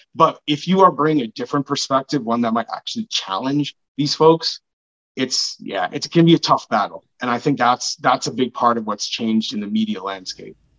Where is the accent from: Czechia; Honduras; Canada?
Canada; Brampton, Ontario; I grew up in Brampton in a neighborhood that is mostly Black and Sikh